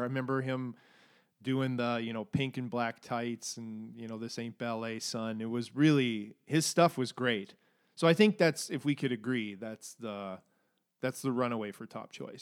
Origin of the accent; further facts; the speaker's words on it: Alberta, Canada; my growing up in Alberta ness